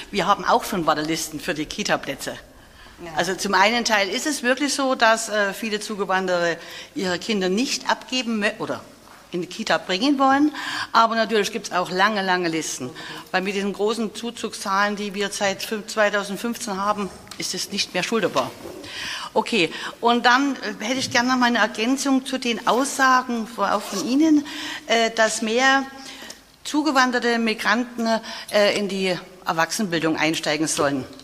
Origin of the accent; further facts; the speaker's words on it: Germany; moved away as an adult; now in Bavaria, Germany; ich bin 1988 von der DDR gekommen nach Bayern und auch habe Lehramt studiert